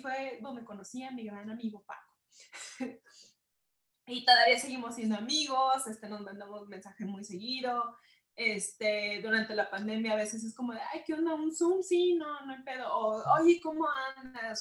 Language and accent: Spanish; Guadalajara, Jalisco, Mexico; soy provinciana de Guadalajara